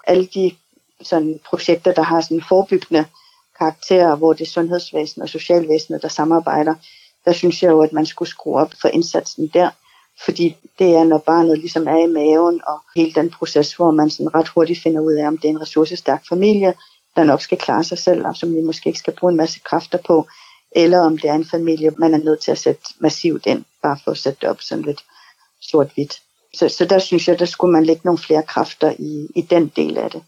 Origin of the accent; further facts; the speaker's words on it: Greenland; also born or lived in New York; Kommer jeg jo fra Grønland, og har boet i Grønland stort set hele mit liv.